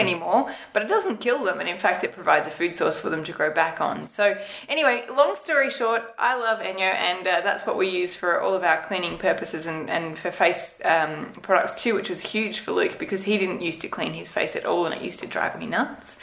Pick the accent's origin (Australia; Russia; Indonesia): Australia; being an Australian